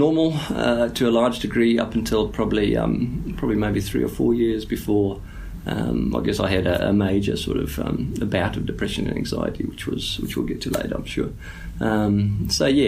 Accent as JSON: {"language": "English", "country": "South Africa", "moved": "yes", "said": "as a South African"}